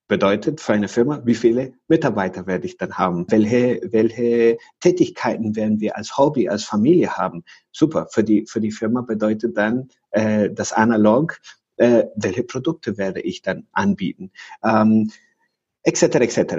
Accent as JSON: {"language": "German", "country": "Venezuela", "second_language": "German", "said": "Und ich komme aus Venezuela"}